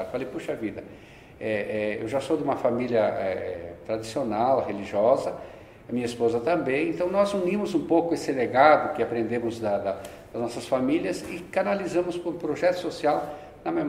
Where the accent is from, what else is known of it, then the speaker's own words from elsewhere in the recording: Rio Grande do Sul, Brazil; moved away as an adult; also born or lived in Porto Alegre; now in São Paulo, Brazil; Eu sou do Rio Grande do Sul.